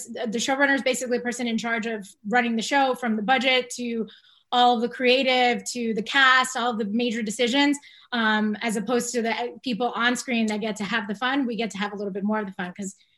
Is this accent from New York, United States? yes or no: yes; Long Island, New York, United States; also born or lived in Bronx, New York; I was born in the Bronx. I was born in New York. I grew up in Long Island.